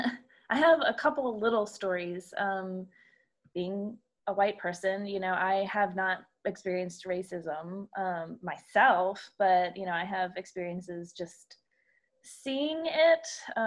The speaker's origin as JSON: {"language": "English", "town": "Baltimore", "region": "Maryland", "country": "United States", "tie": "born or raised there", "moved": "as an adult", "said": "I'm 30 years old this year. Well, as of last September. I grew up actually in the Baltimore, Maryland area, outside of Baltimore until college."}